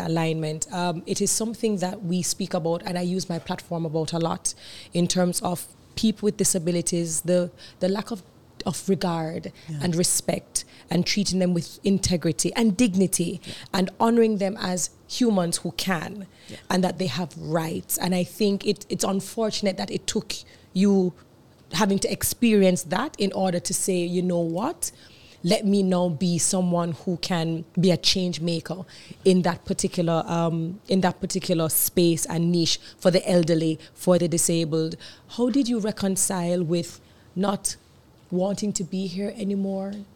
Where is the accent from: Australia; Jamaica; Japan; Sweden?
Jamaica; we are Jamaican women, we are in the Caribbean